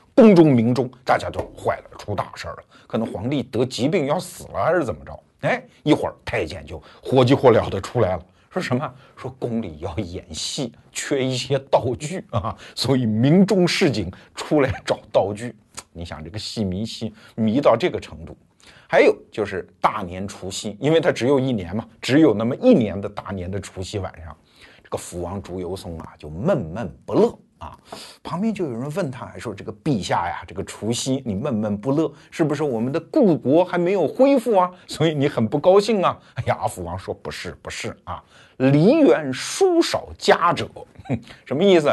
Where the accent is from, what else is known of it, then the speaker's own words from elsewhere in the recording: Wuhu, Anhui, China; 我老家五虎